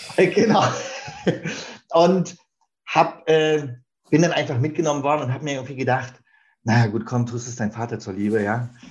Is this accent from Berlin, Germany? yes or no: yes; Berlin, Germany; now in Hamburg, Germany; ich bin äh, in Berlin geboren und aufgewachsen und bin dort ganz klassisch zur Schule gegangen